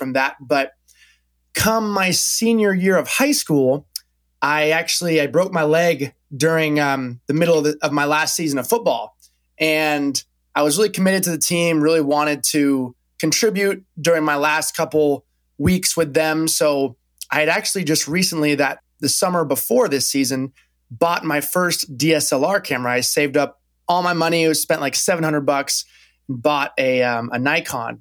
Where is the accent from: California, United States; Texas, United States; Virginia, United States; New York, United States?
California, United States; Napa; moved away as an adult; also born or lived in Corvallis, Oregon; I'm originally from California. I grew up in Napa Valley